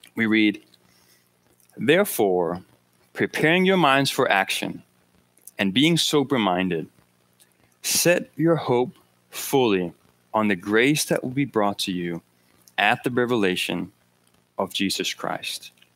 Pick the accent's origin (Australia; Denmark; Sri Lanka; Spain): Denmark; moved away; I'm from Denmark